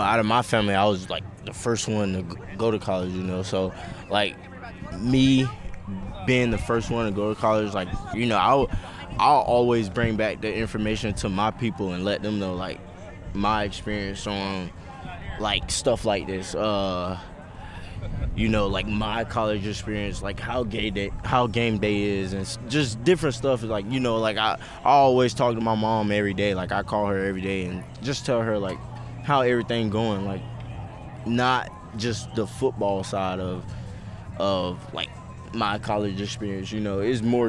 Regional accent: Florida, United States; I was always, like, an East Coast guy because I'm from Florida.

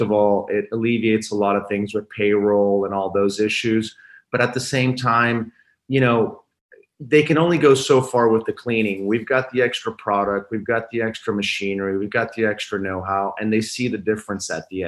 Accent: Italy; also born or lived in France / New York / Washington; now in Miami, United States; So I was born in Italy. Both parents are Italian, but pretty much now I've lived half my life in the States and half my life in Europe between France and Italy.

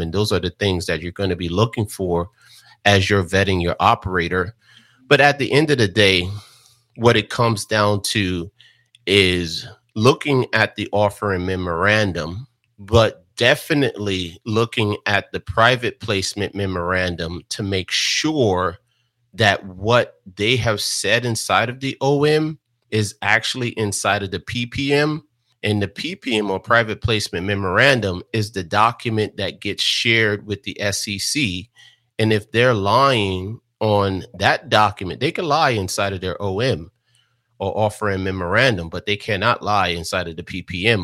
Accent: Jersey City, New Jersey, United States; growing up in Jersey City, New Jersey

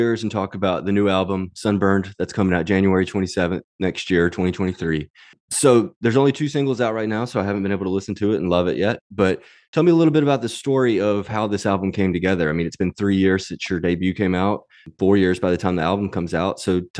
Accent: Mississippi, United States; I grew up in Mississippi where everything's a little more spread out

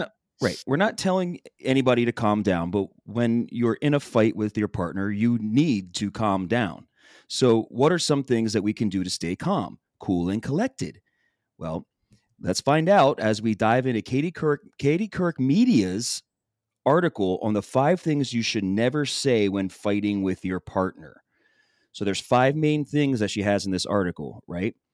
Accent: Philadelphia, Pennsylvania, United States; I'm from Philly, it's in my fucking language.

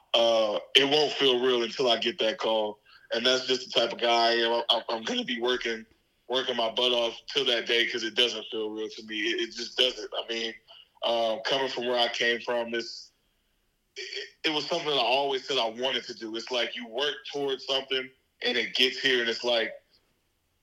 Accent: Dallas, Texas, United States; moved away as an adult; also born or lived in Jackson, Mississippi; I'm born and raised in Dallas, Texas

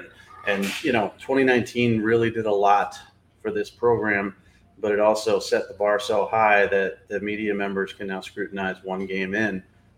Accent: New England, United States; a guy who lived in New England all my life

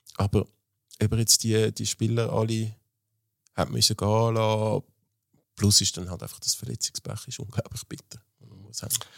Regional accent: Zurich, Switzerland; ich habe meine Kindheit im Hartturm, äh, verbracht

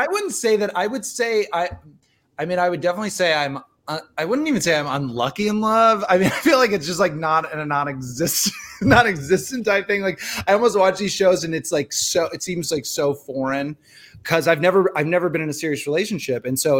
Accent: Nebraska, United States; now in Los Angeles, United States; I'm from Nebraska

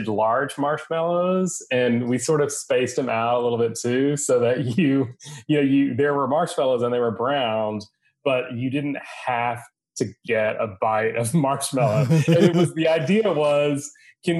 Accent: West Texas, United States; I grew up in West Texas

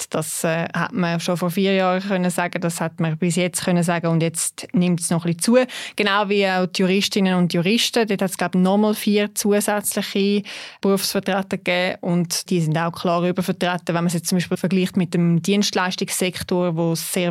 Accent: Zurich, Switzerland; Das sage ich natürlich auch als Zürcherin jetzt da noch einmal mehr.

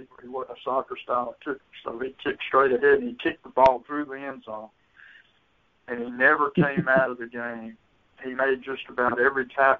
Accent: Hattiesburg, Mississippi, United States; I grew up in Hattiesburg

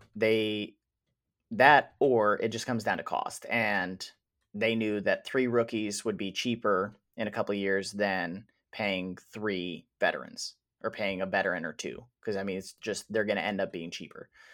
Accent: Wisconsin, United States; now in Indiana, United States; I am originally from Wisconsin

